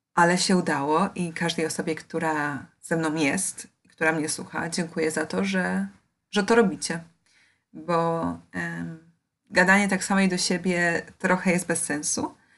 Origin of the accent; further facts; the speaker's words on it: Poland; ja wychowywałam się w Polsce